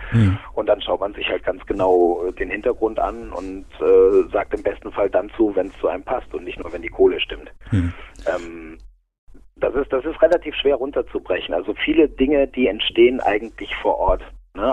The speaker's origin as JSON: {"language": "German", "town": "Aurich", "region": "Lower Saxony", "country": "Germany", "tie": "born or raised there", "moved": "yes", "lives_now": "Munich, Germany", "said": "ich bin ja aus, aus Norddeutschland, ich bin aus Friese, also eigentlich ein Küstenkind."}